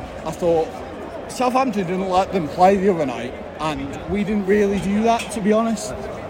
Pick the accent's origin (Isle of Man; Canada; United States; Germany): Isle of Man; The Isle of Man.